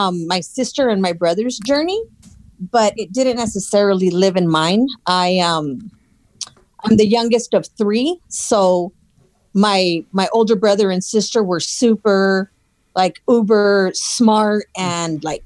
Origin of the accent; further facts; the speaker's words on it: Los Angeles, California, United States; I grew up in East LA. It's a little town called El Sereno